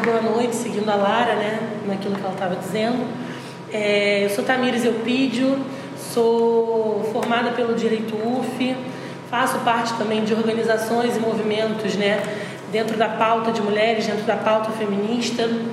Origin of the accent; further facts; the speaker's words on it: Araruama, Rio de Janeiro, Brazil; moved away as an adult; now in Niterói, Brazil; em Araruama, que foi onde eu cresci